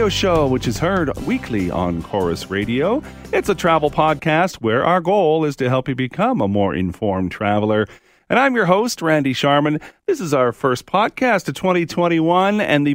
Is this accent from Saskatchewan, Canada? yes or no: yes; Saskatchewan, Canada; I grew up in Saskatchewan